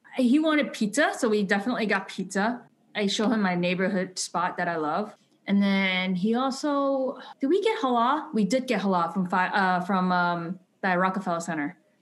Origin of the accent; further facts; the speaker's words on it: New York City, New York, United States; I grew up in New York, um, in Brooklyn